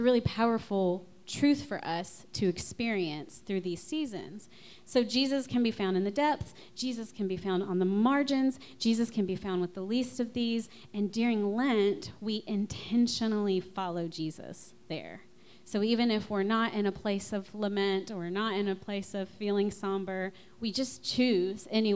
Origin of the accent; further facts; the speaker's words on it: Louisiana, United States; I'm from Louisiana